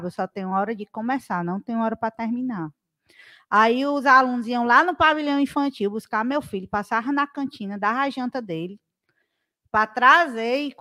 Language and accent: Portuguese; Ceará, Brazil; Sou cearense meio.